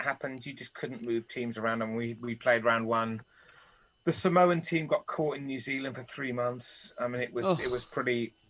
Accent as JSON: {"language": "English", "town": "Cardiff", "region": "Wales", "country": "United Kingdom", "tie": "born or raised there", "said": "I'm from South Wales, right? So steeped in, when I was growing up, the game was absolutely everywhere."}